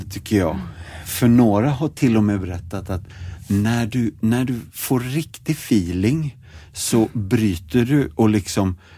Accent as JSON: {"language": "Swedish", "town": "Stockholm", "region": "Stockholm County", "country": "Sweden", "moved": "yes", "said": "jag är stockholmare också"}